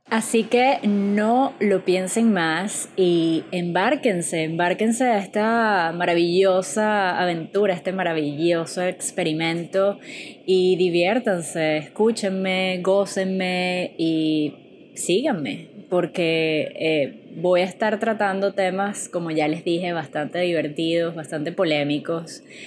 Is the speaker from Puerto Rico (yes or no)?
no; Caracas, Capital District, Venezuela; moved away as an adult; Yo soy venezolana, para los que ya no hayan descifrado mi acento, vengo de la ciudad de Caracas